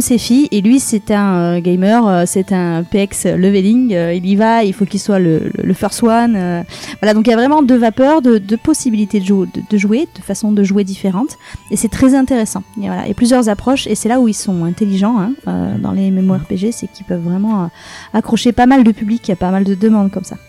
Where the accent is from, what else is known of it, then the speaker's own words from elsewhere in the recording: Aix-en-Provence, Provence-Alpes-Côte d'Azur, France; moved away as an adult; now in Bordeaux, France; je suis pas de la région à la base, je suis de Aix-en-Provence